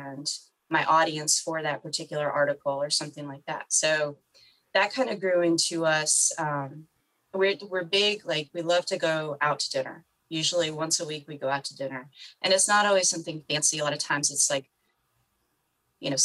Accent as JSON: {"language": "English", "region": "the North", "country": "United States", "said": "I'm from the North"}